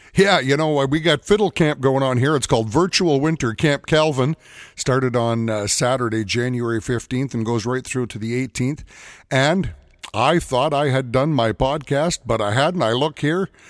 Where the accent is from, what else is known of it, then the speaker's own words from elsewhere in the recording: Edmonton, Alberta, Canada; Growing up in Edmonton, Alberta, the big, big special event, the fair that happened every summer in July, was called Klondike Days